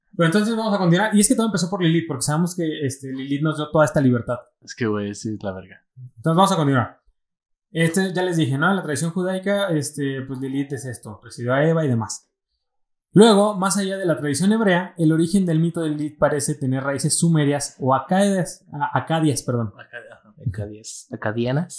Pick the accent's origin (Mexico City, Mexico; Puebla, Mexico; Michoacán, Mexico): Michoacán, Mexico; somos michoacanos